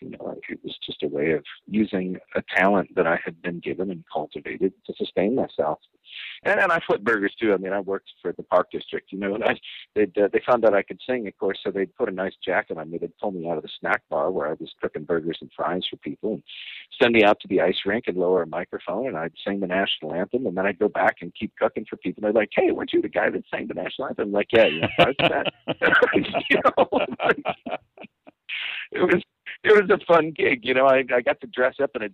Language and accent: English; Rockford, Illinois, United States; I grew up in Rockford, Illinois